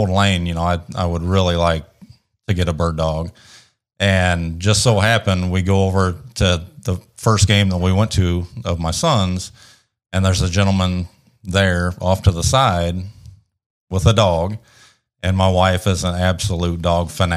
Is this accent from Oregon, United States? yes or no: no; Central Indiana, United States; moved away as an adult; also born or lived in Janesville, Wisconsin; now in Bowling Green, United States; I grew up in Central Indiana, went to Purdue University, go Boilers.